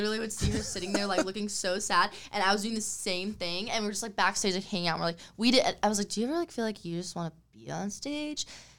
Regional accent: Huntington Beach, California, United States; I'm from Huntington Beach. I grew up in Huntington Beach, still in Huntington Beach.

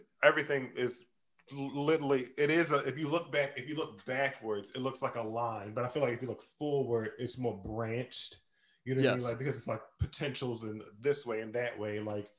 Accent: Maryland, United States; I'm actually from Maryland. So it's like deep southern root system

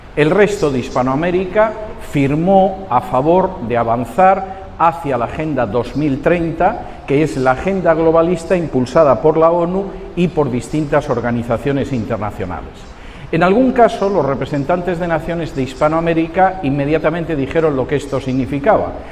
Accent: Spain; moved away; mi país de origen, en España

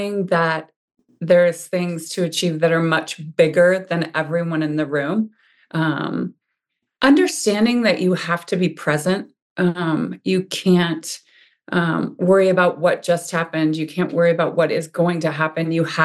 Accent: Montana, United States; now in Ligonier, United States; I was born and raised in Montana.

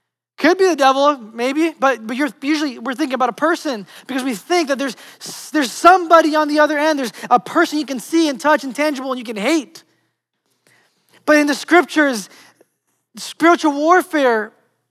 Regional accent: New York City, New York, United States; moved away as an adult; now in Florida, United States; just my favorite places in Manhattan and Brooklyn, just the places that I grew up

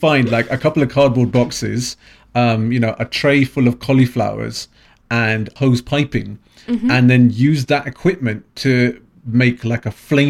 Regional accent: London, United Kingdom; I am a Londoner.

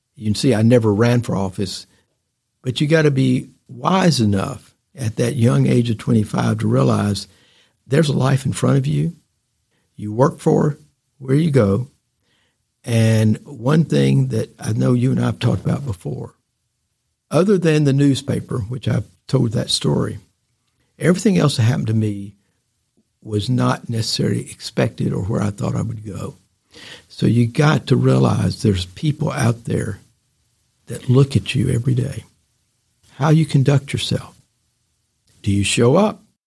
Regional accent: Chattanooga, Tennessee, United States; moved away as an adult; also born or lived in Washington, D.C.; come back and be the editor of the newspaper in my hometown

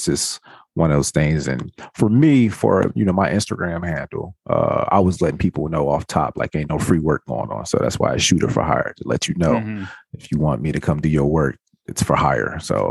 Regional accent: Atlanta, Georgia, United States; moved away as an adult; also born or lived in Alabama; now in California, United States; East side Atlanta, zone 6. Yeah, that's my hometown. I was actually born in Alabama, man. So I'm Southern rooted to the core.

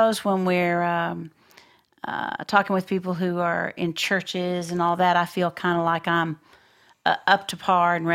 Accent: Floydada, Texas, United States; I grew up in Floydada

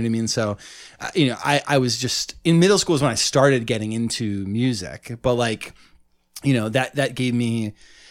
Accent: Ithaca, New York, United States; I grew up in Ithaca, which was small.

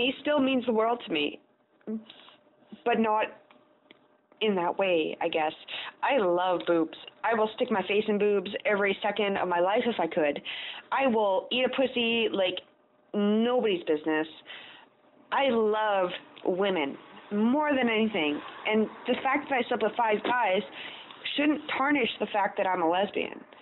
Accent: Canada; I'm Canadian

